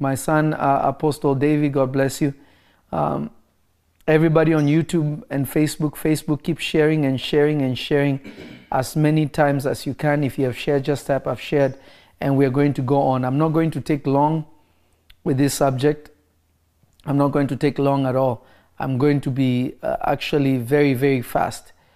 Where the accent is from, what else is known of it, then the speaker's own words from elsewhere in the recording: Kenya; moved away; also born or lived in Congo / United States; I am from the Congo. I am American, but my family is from the Congo. I grew up in Kenya.